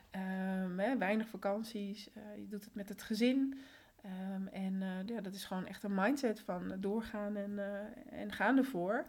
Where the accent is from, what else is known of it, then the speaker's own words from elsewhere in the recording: Netherlands; also born or lived in Colombia; En sinds mijn derde woon ik dus in Nederland.